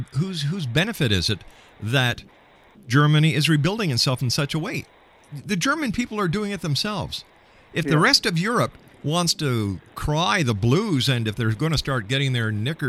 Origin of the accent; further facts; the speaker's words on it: Canada; I'm a Canadian